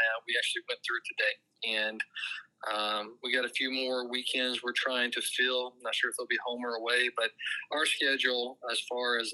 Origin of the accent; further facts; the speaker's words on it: Southern Indiana, United States; moved away as an adult; also born or lived in Ohio; now in St. Louis, United States; my roots growing up in Southern Indiana